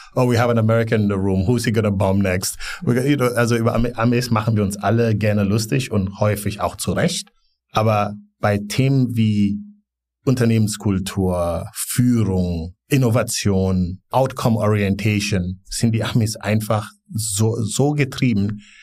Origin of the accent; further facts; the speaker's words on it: Gambia; also born or lived in Bonn, Germany; now in Berlin, Germany; ich bin in Gambia aufgewachsen